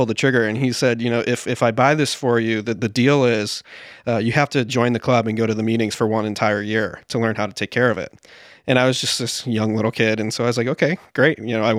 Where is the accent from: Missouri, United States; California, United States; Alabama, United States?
Missouri, United States; St. Louis; In St. Louis, Missouri.